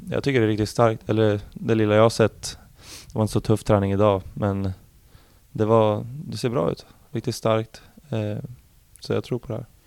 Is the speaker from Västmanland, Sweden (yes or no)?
yes; Arboga, Västmanland, Sweden; also born or lived in Eskilstuna; now in Norrköping, Sweden; I Arboga södra, heter det. En liten stad där jag är ifrån.